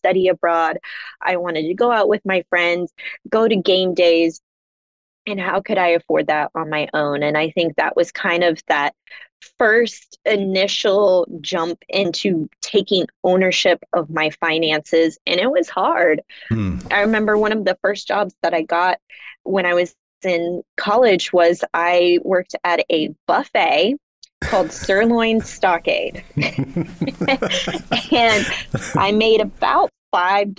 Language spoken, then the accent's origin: English; Kansas City, Missouri, United States; when I was living in Kansas City. That's my hometown